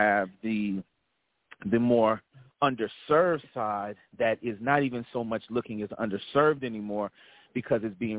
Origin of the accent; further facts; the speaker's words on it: Stone Mountain, Georgia, United States; now in Charlotte, United States; I actually call home Atlanta, Stone Mountain, which is where a lot of my youth that I was